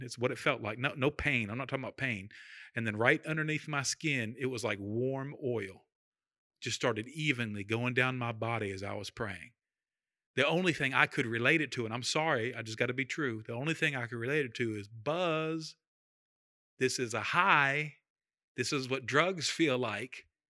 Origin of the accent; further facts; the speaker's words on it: United States; we're American.